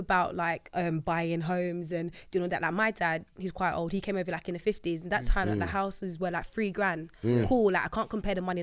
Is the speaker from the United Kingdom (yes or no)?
yes; London, United Kingdom; I'm from South